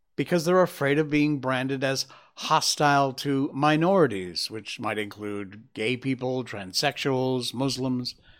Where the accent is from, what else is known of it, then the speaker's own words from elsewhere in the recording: Connecticut, United States; my home state of Connecticut